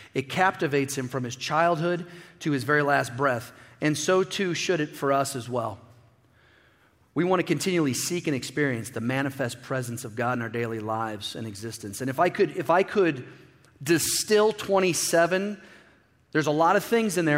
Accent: Midwest, United States; I grew up in the Midwest

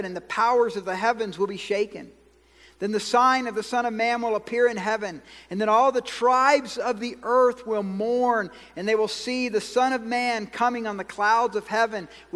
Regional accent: Georgia, United States; I'm from Georgia.

